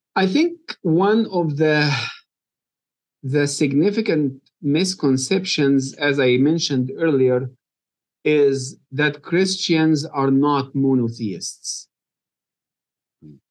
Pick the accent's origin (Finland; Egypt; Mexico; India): Egypt; moved away as an adult; now in Kentucky, United States; I was born and raised in Egypt